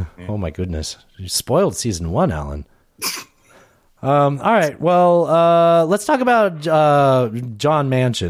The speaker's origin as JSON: {"language": "English", "country": "United States", "said": "Things are going to just work out because I'm white and right. I'm American."}